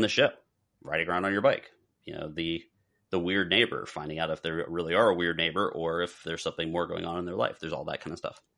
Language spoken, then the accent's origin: English; South Florida, United States; growing up in South Florida.